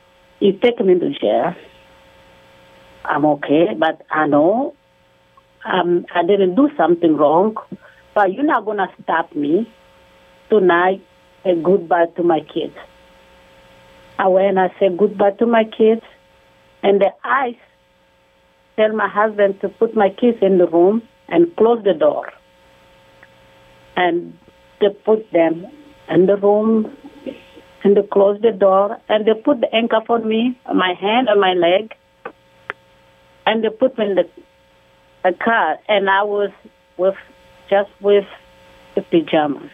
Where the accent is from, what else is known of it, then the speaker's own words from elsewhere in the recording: DR Congo; moved away as an adult; now in United States; we are from the Congo